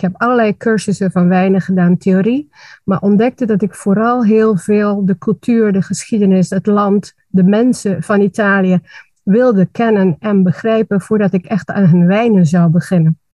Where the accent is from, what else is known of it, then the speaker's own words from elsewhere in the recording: Aruba; moved away as an adult; now in Netherlands; ik ben geboren en getogen op Aruba